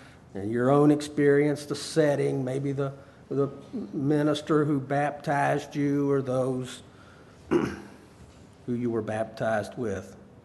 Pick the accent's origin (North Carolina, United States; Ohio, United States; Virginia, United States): Virginia, United States; Harrisonburg; born there; also born or lived in South Carolina; I was born in Harrisonburg, Virginia. In 1973, my parents were asked to move to the lower part of South Carolina to help start a church.